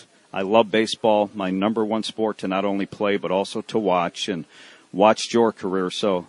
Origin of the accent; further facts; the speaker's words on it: Chicago, Illinois, United States; I grew up in Chicago, not far from Comiskey Park.